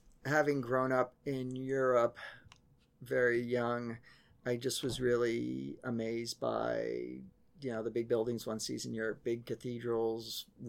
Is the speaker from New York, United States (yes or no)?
no; Vienna, Virginia, United States; also born or lived in Paris, France / Brussels, Belgium; I grew up in placeless, nameless suburban Washington, D.C., which was... VA or Maryland? Virginia. Yeah, like Vienna, Virginia, Vienna. In Fairfax County